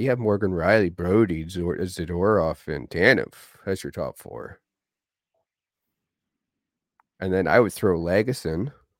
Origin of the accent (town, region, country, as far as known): Peterborough, Ontario, Canada; born or raised there